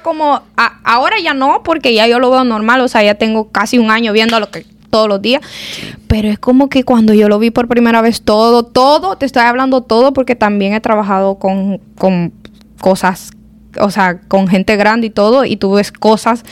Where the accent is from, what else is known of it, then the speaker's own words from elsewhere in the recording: El Salvador; now in United States; vengo del Salvador y vengo aquí